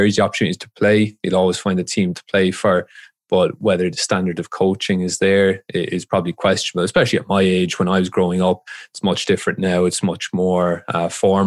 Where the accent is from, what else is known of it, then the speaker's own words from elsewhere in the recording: Waterford, Munster, Ireland; moved away as an adult; also born or lived in Dublin, Ireland; I just played for youth teams around Ireland where I grew up